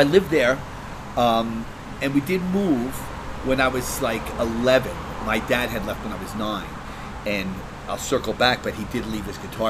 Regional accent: River Vale, New Jersey, United States; also born or lived in Bergenfield, New Jersey; now in Hawthorne, United States; I was born in Bergenfield, but I moved to Rivervale at four. So, but I actually remember when I moved there, believe it or not. We were building a house, and I lived in Rivervale, and I grew up in Rivervale.

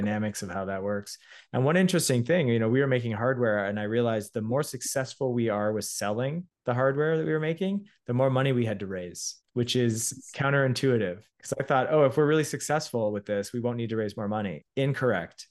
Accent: Toronto, Ontario, Canada; also born or lived in Montreal; I'm a Canadian entrepreneur and creator, uh, born in Toronto, studied engineering at McGill

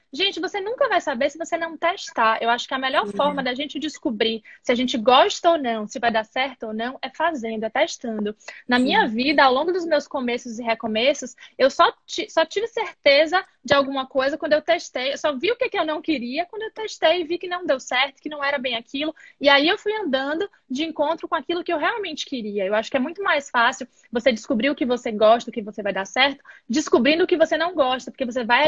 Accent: Bahia, Brazil; moved away as an adult; now in United States; eu sou da Bahia

